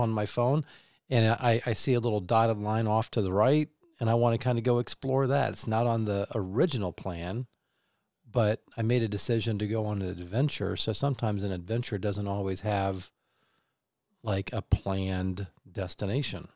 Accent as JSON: {"language": "English", "town": "Kansas City", "country": "United States", "tie": "born or raised there", "moved": "as an adult", "lives_now": "Michigan, United States", "said": "I grew up in Kansas City"}